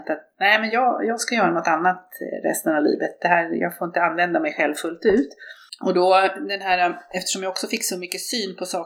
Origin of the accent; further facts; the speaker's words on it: Norrbotten County, Sweden; moved away as an adult; now in Stockholm, Sweden; Jag är uppvuxen i Norrbotten. Bodde mina första 20 år där. Sen flyttade jag till Stockholm på grund av studier.